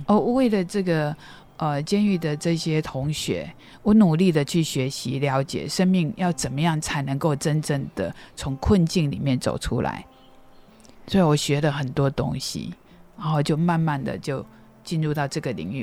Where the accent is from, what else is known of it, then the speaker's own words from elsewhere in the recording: Qimei, Penghu County, Taiwan; moved away; 从小出生在澎湖七美乡下，家里很穷